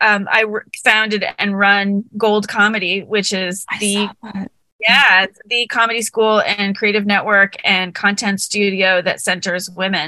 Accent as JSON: {"language": "English", "region": "Massachusetts", "country": "United States", "moved": "yes", "lives_now": "Brooklyn, United States", "said": "I'm from Massachusetts."}